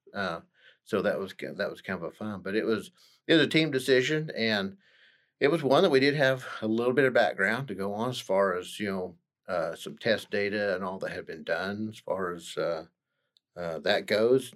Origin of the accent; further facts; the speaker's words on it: Stillwater, Oklahoma, United States; I'm actually, uh, born and raised in Stillwater